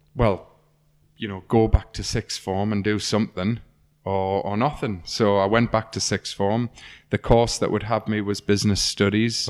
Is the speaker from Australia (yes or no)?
no; North East England, United Kingdom; When I was a kid, I grew up in Dean Review on a little estate that out the back of my house looks onto a woodland